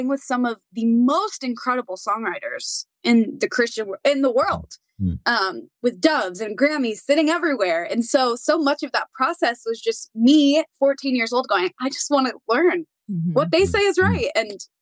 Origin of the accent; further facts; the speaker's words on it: Nashville, Tennessee, United States; I am a born and raised Nashvillean.